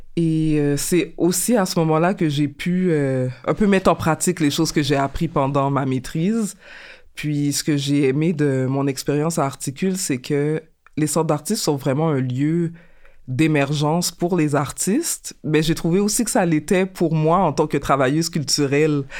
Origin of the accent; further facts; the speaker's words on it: Montreal, Quebec, Canada; je suis euh, née et j'ai grandi à Montréal, donc je suis originaire euh, d'ici.